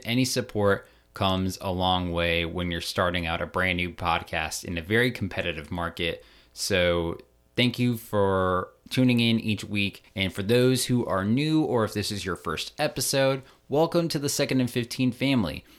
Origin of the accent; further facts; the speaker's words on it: Maryland, United States; moved away; I'm originally from Maryland, so I grew up around a lot of Ravens fans.